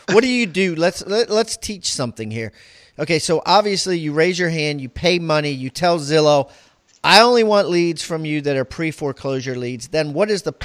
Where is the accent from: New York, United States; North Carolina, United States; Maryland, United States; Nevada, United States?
Maryland, United States; I'm from Maryland